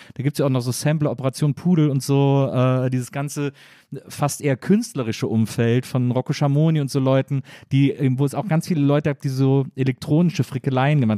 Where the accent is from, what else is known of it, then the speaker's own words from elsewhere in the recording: Cologne, North Rhine-Westphalia, Germany; Köln, ich komme ja aus Köln